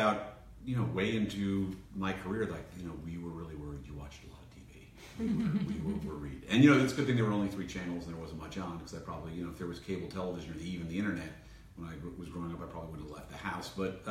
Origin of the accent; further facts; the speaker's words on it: Paterson, New Jersey, United States; moved away as an adult; also born or lived in Boston; Grew up in Paterson, New Jersey, which is northern New Jersey. 15 miles outside of New York City, barely, maybe 10.